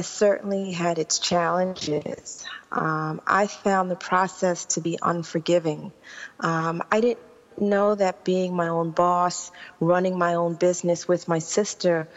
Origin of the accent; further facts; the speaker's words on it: New York City, New York, United States; When I was growing up in Queens